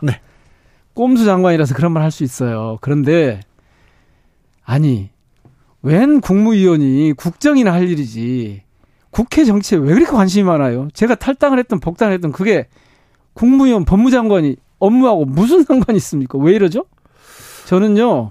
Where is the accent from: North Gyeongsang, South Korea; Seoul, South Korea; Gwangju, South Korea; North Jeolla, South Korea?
Gwangju, South Korea; 제가 광주 출신이고 광주 지역구고